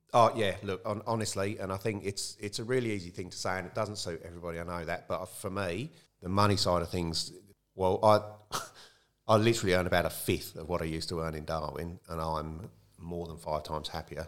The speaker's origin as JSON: {"language": "English", "area": "Kent", "region": "South East England", "country": "United Kingdom", "tie": "born or raised there", "also_born_or_lived": "London", "moved": "as an adult", "lives_now": "Tumby Bay, Australia", "said": "I grew up in Kent, in the south of England, which is very close to London"}